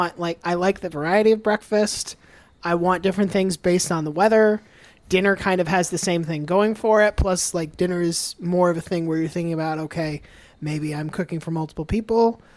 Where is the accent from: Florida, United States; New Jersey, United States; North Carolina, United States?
Florida, United States; Gainesville; also born or lived in Tampa; I was born in Gainesville.